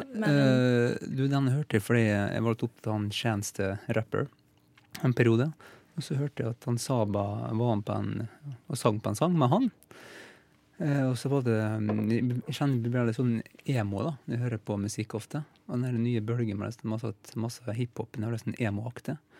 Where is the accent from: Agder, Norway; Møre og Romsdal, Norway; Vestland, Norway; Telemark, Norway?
Møre og Romsdal, Norway; Fræna; accent: Molde dialect; now in Oslo, Norway; Jeg kommer fra Fræna, det, ja. Eh, ved siden av Molde